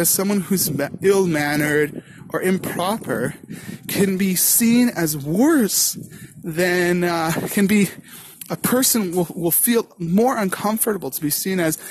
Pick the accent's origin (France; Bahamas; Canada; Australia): Canada; now in Karmiel, Israel; I'm Canadian